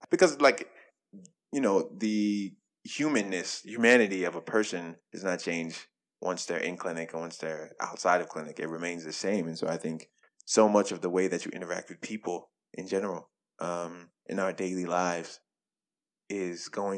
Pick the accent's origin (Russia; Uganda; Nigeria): Nigeria; I'm Nigerian, Muslim, you know, rot, smelly looking jollof rice to lunch with like lamb and goat.